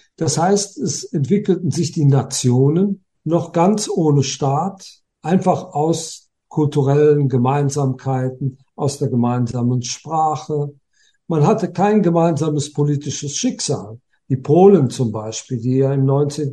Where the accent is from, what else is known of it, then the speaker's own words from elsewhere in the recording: Germany; Bei uns in Deutschland